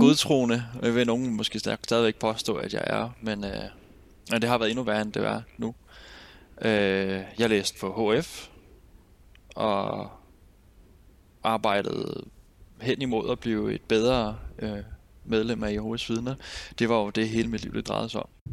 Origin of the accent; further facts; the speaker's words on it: Nykøbing Sjælland, Zealand, Denmark; moved away as an adult; also born or lived in Roskilde; Nykøbing Sjælland, hvor jeg kommer fra